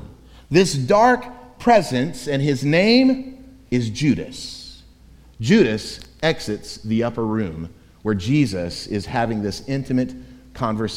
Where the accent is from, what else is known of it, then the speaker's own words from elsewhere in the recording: Florida, United States; now in Chattanooga, United States; growing up in the state of Florida and now having lived in Chattanooga, Tennessee for a quarter of a century